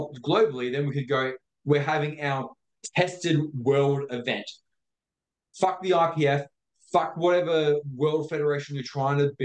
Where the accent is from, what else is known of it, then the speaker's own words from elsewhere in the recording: Victoria, Australia; me growing up in Victoria